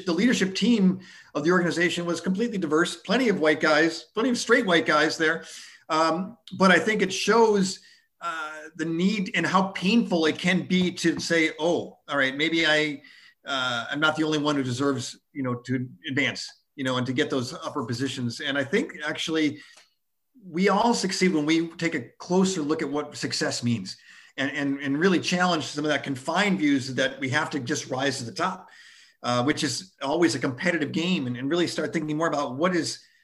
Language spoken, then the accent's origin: English; outside of Buffalo, New York, United States; growing up outside of Buffalo, New York